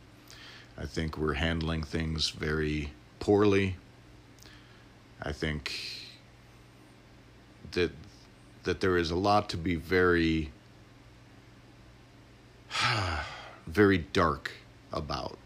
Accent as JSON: {"language": "English", "region": "Illinois", "country": "United States", "tie": "born or raised there", "said": "born and raised in Illinois, I grew up in the area around the Prairie Path"}